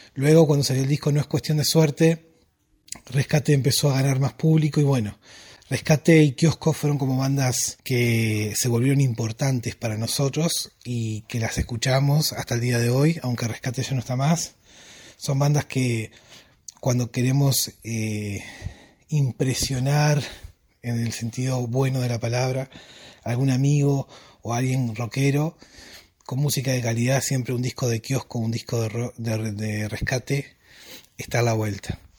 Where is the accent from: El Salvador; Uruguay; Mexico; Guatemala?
Uruguay; de Uruguay